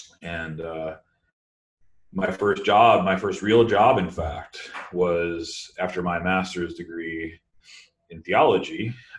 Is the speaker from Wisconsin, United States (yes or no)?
yes; Kenosha, Wisconsin, United States; I grew up cradle Catholic in the Midwest in the United States and just about an hour north of Chicago in a little town called Kenosha, Wisconsin. Was raised by two very Catholic parents.